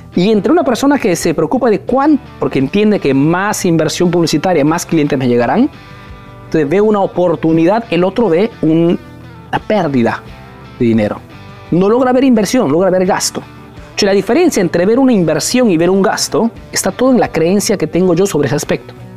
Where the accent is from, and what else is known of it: Peru; now in Italy